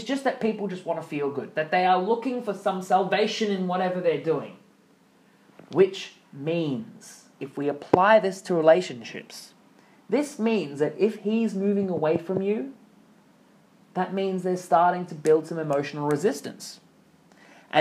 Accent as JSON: {"language": "English", "country": "Australia", "tie": "born or raised there", "accent": "Australian", "said": "I grew up in Australia"}